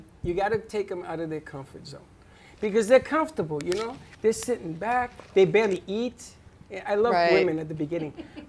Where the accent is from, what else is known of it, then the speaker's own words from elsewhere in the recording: New York, United States; No, a knife and a fork with a pizza. I'm from